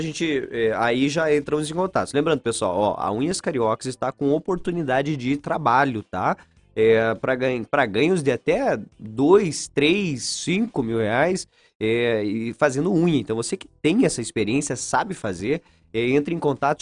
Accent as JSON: {"language": "Portuguese", "town": "São Mateus do Sul", "region": "Paraná", "country": "Brazil", "said": "eu sou de São Mateus do Sul, o pessoal me chamava de polaco arçado"}